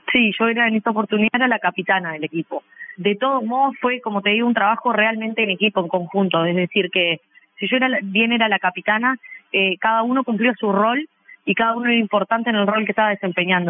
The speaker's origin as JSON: {"language": "Spanish", "town": "Sarandí del Yí", "region": "Durazno", "country": "Uruguay", "moved": "as an adult", "lives_now": "Montevideo, Uruguay", "said": "soy del interior del país, de Sarandí de Sí, pero vivo en Montevideo hace 12 años que me vine a estudiar"}